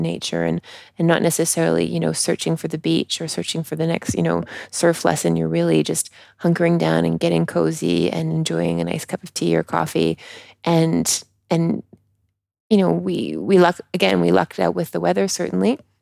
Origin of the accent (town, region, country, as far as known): Canada; accent: Canadian; now in France